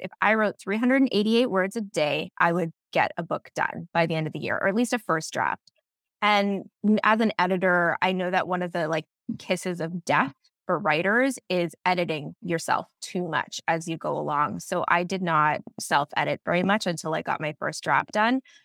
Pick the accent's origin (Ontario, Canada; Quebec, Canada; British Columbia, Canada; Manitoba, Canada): Ontario, Canada; Barry's Bay; moved away as an adult; now in Toronto, Canada; I grew up in Barry's Bay where my book is set, and it's a very small town